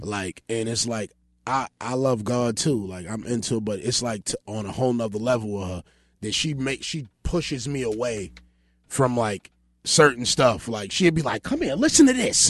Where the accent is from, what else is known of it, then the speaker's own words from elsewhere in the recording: New York City, New York, United States; I grew up, um, on Georgia